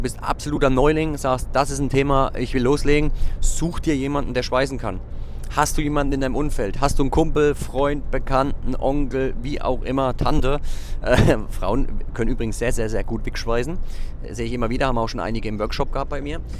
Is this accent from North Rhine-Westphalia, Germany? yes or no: no; Zella-Mehlis, Thuringia, Germany; dass mich ein junger Mann gefragt hat, wo ich herkomme. Und da sage ich aus Zellameles und das sagt er aus Suhl, dächte ich sogar, also ein Nachbarort von uns.